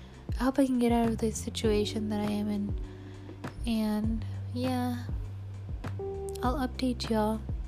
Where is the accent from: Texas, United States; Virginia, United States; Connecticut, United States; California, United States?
Texas, United States; born there; and yeah, I was born in Texas. That's why I don't have a weird accent. Well, sometimes you can hear it, but most of the time I sound fine